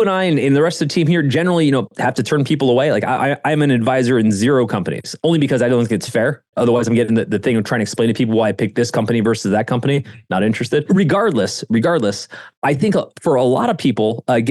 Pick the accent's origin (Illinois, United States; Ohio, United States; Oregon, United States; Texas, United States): Ohio, United States; moved away; I was some rube from Ohio